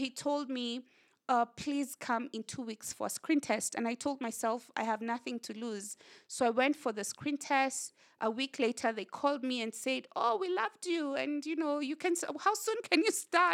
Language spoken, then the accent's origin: English; Kenya; whatever challenges that we have as Kenyan, young Kenyans